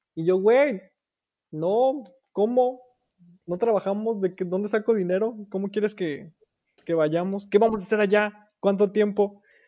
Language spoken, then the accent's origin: Spanish; Irapuato, Guanajuato, Mexico; moved away as an adult; now in Germany; Soy originario de Irapuato, Guanajuato, y actualmente me encuentro en Alemania viviendo con mi esposo